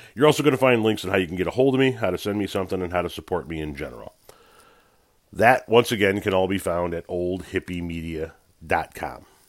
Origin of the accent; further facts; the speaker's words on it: United States; as an American citizen